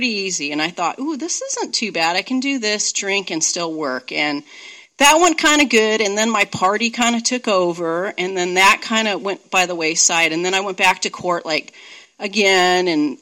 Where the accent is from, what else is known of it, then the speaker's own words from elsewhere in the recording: Santa Monica, California, United States; also born or lived in Redondo Beach, California; now in Seattle, United States; So I grew up in California. I grew up in Santa Monica. Then we moved to Redondo Beach. And I went to school there, did everything there, drank there